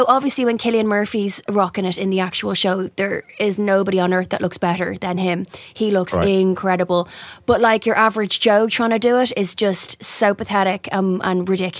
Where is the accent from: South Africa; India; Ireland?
Ireland; Dublin, Leinster; moved away; When we were growing up in Dublin